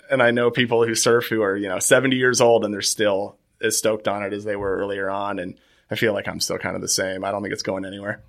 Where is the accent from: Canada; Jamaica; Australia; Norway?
Canada; Nova Scotia; growing up in Nova Scotia, it's always seems like someone's either a Bruins fan